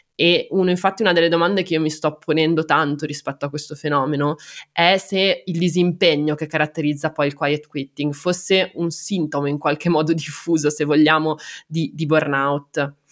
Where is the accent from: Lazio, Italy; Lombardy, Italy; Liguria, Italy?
Liguria, Italy; Genoa; sono genovese